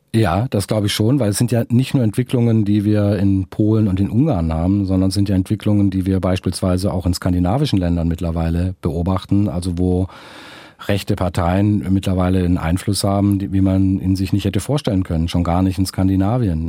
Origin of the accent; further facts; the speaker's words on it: Filder, near Stuttgart, Baden-Württemberg, Germany; also born or lived in Esslingen / Neckar valley; Geboren bin ich in Esslingen, also mhm. und aufgewachsen bin ich auf den Fildern, also vor den Toren Stuttgarts und dann im Neckartal